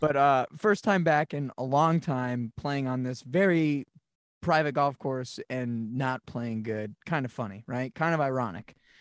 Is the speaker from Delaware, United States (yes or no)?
no; Monson, Massachusetts, United States; I grew up in Munson, Massachusetts